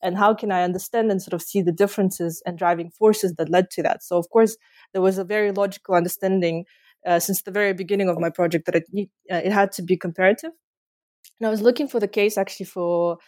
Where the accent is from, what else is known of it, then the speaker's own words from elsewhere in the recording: Kazakhstan; born there; Yeah, so I was born in Kazakhstan just before the collapse of the Soviet Union.